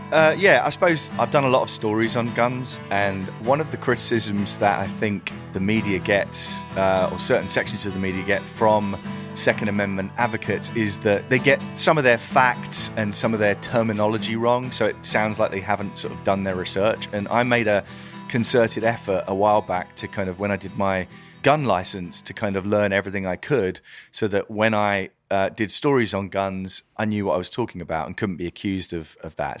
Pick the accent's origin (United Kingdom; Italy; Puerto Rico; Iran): United Kingdom; I'm British